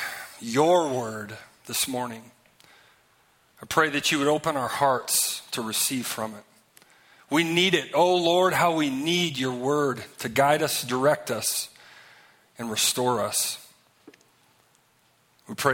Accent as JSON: {"language": "English", "region": "Minnesota", "country": "United States", "said": "I'm from Minnesota"}